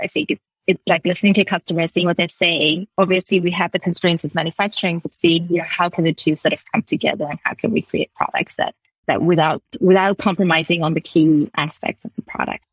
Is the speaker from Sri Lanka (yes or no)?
yes; Sri Lanka; moved away as an adult; also born or lived in United Kingdom; now in Canada; I grew up in Sri Lanka